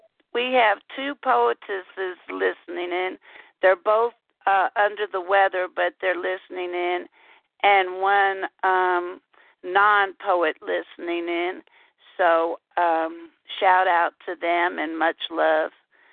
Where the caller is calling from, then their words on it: Houston, Texas, United States; calling from Houston, Texas.